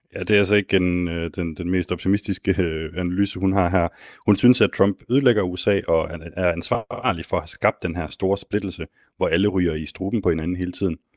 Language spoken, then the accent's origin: Danish; Denmark; som dansker